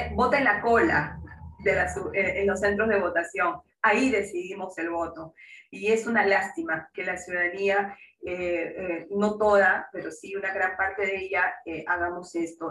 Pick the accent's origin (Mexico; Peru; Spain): Peru; como peruanos y peruanas que somos